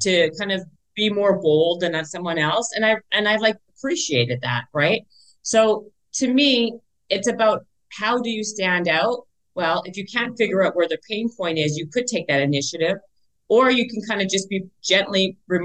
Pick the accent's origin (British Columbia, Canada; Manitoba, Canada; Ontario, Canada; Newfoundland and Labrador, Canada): Manitoba, Canada; Winnipeg; now in Los Angeles, United States; I'm from the north end. I'm from Garden City in Winnipeg.